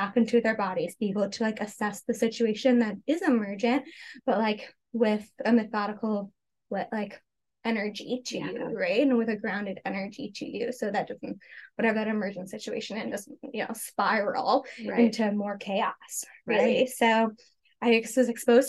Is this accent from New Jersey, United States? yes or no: no; New York, United States; I grew up in New York, and a very like conventional Western pharmaceutical based type of arena around me.